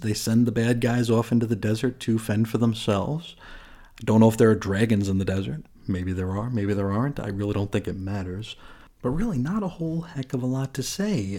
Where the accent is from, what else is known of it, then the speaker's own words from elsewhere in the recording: New York, United States; I grew up in New York